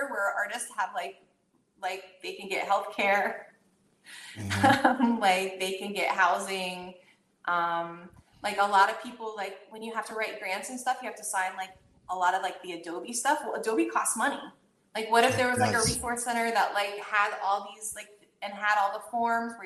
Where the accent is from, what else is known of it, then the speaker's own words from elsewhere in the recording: the South, United States; I grew up in the South